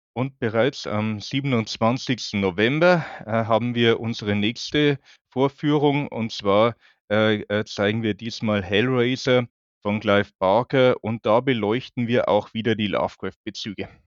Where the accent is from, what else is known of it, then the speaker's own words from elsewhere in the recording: Bavaria, Germany; also born or lived in Munich; now in Hamburg, Germany; Ich bin, wie man vielleicht hört, Wahlhamburger. Ich bin eigentlich aus Bayern.